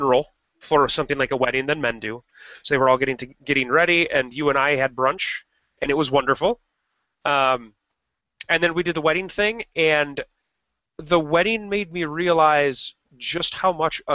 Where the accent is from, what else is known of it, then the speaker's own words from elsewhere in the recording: Rockford, Illinois, United States; moved away; Rockford, which is you and my hometown